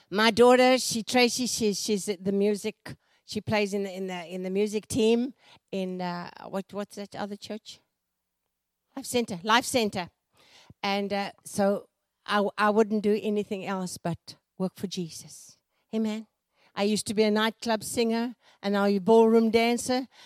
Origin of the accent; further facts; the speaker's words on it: South Africa; also born or lived in Folsom, United States; now in United States; born in Africa, born in South Africa, but now I live in America.